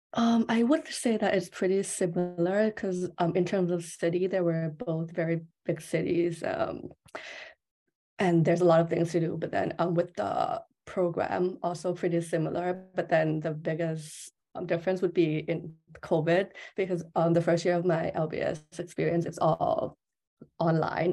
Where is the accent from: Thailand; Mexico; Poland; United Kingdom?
Thailand; I'm from Thailand